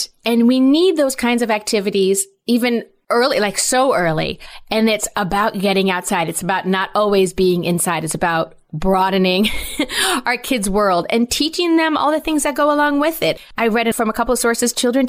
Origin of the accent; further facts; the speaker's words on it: West Greenwich, Rhode Island, United States; I grew up in Rhode Island. I loved it. I loved where I grew up.